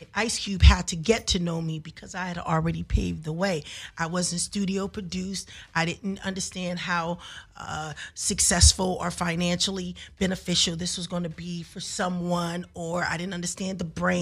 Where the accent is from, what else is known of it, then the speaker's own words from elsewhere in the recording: Los Angeles, California, United States; I was from South Central Los Angeles